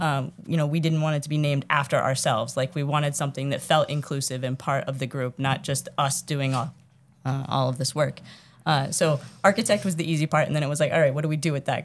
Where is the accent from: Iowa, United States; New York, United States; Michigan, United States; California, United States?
Iowa, United States; now in Massachusetts, United States; I'm from Iowa.